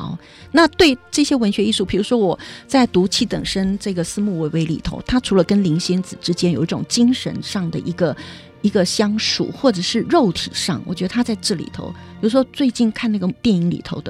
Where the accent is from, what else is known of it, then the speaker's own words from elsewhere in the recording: Liuzhangli, Taipei, Taiwan; 我是在六张里长大的，嗯、呃，大概就是一些比较农村型的，一个周遭的成长环境